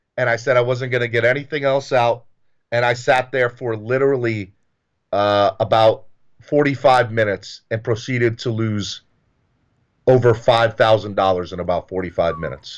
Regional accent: the South, United States; I grew up in the South

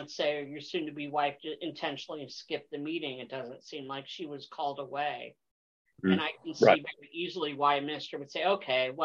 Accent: East Coast, United States; moved away; I'm originally from the East Coast

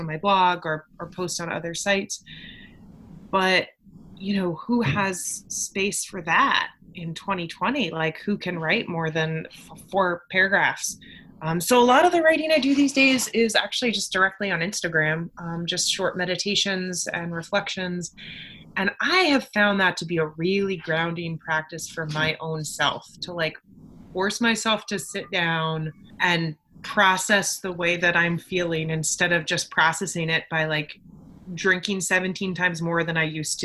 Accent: New Hampshire, United States; I grew up in New Hampshire, evangelical, homeschooled, conservative

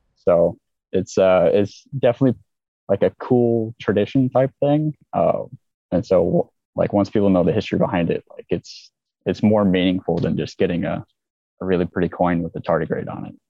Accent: Olympia, Washington, United States; moved away as an adult; now in Kuwait; I grew up in Olympia

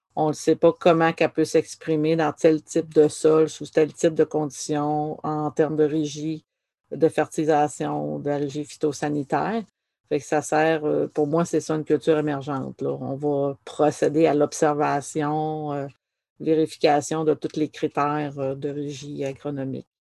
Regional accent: Dijby, Quebec, Canada; j'ai été élevée à Dijby, qui est frontalier à, au Nouveau-Brunswick

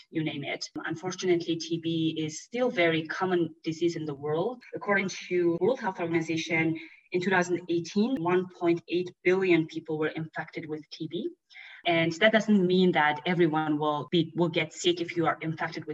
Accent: Mongolia; I grew up in Mongolia

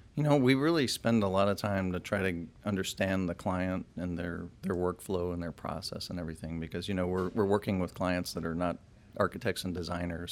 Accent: Chicago, Illinois, United States; moved away as an adult; also born or lived in Champaign, Illinois; now in Austin, United States; I'm from Chicago originally

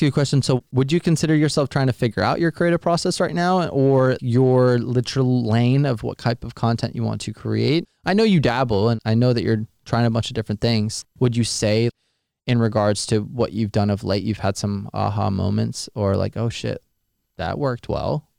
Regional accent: near Jacksonville, Florida, United States; I was born and raised near Jacksonville

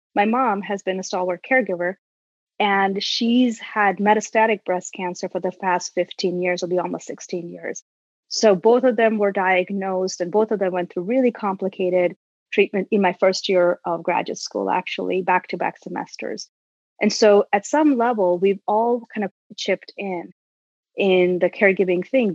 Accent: India; moved away as an adult; now in United States; I grew up in India and moved here over two decades ago to pursue my graduate work.

